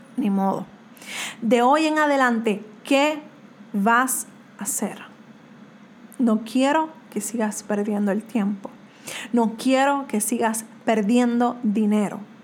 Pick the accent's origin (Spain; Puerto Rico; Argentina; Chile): Puerto Rico; soy de Puerto Rico